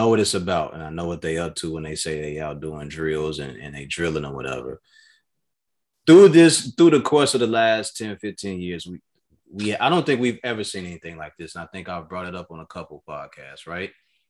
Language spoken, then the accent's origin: English; Chicago, Illinois, United States; I'm from that city. I'm from Chicago. I'm from the South Side, or I'm from over East, whatever you want to call it.